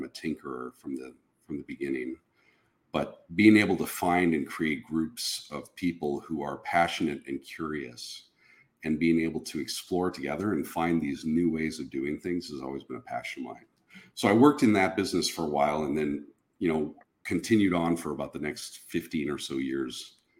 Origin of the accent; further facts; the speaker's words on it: Minnesota, United States; In Minnesota. I was born kind of in the western, they're suburbs now, but it was pretty rural when I grew up there. But born in Minnesota back in the 70s.